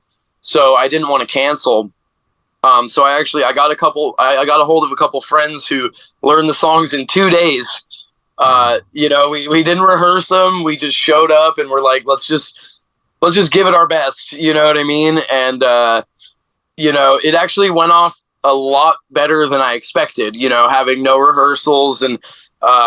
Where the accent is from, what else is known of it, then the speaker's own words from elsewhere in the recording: Phoenix, Arizona, United States; growing up in Phoenix